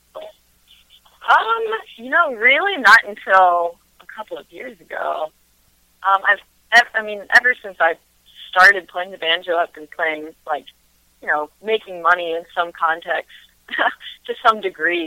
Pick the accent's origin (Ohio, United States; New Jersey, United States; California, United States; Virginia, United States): Virginia, United States; Front Royal; also born or lived in Nashville, Tennessee / Winchester, Virginia; I grew up in Front Royal